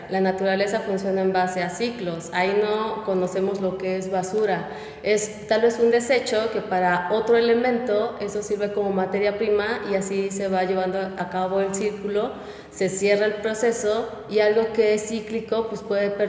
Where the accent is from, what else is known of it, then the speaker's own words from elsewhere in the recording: Guerrero, Mexico; now in Puebla, Mexico; yo he estado de aquí para allá. Yo nací en México, crecí en Guerrero, estudié en Monterrey, pero mi familia reside aquí en Puebla.